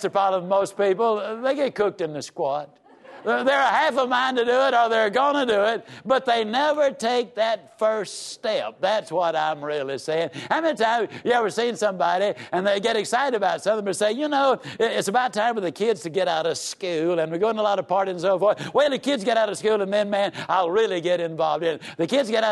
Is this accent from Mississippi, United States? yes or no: yes; Yazoo City, Mississippi, United States; I was raised down in Yazoo City, Mississippi.